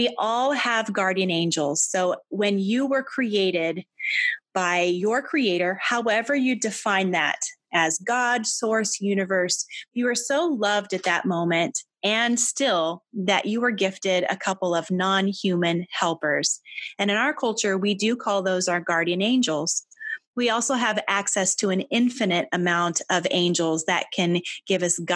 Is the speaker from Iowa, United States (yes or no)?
yes; Albia, Iowa, United States; I grew up in Albia, Iowa